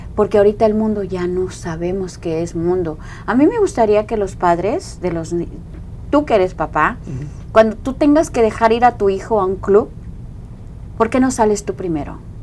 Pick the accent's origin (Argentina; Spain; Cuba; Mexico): Mexico; Coatzacoalcos, Veracruz; moved away; yo soy de, de Coaxacualcos, Veracruz